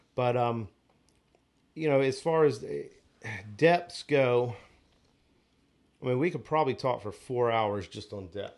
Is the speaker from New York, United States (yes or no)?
no; Onslow Beach, North Carolina, United States; growing up on Onslow Beach, I drum fished a lot on the beach.